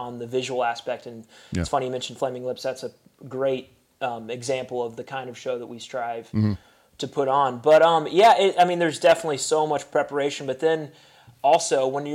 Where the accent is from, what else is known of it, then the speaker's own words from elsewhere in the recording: Chattanooga, Tennessee, United States; my hometown in Chattanooga